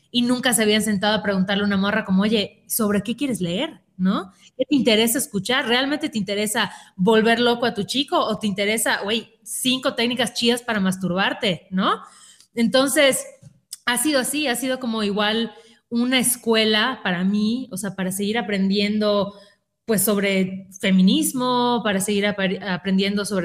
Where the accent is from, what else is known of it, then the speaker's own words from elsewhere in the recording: Mérida, Yucatán, Mexico; yo, soy de Mérida, igual que Sácil, y lo vivía estando ahí